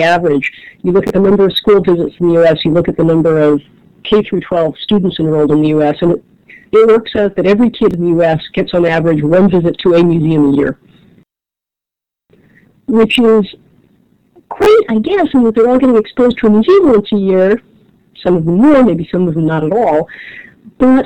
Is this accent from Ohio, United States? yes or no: yes; Cleveland Heights, Ohio, United States; now in Washington, D.C., United States; I grew up in Cleveland Heights, Ohio, just up the bluffs from University Circle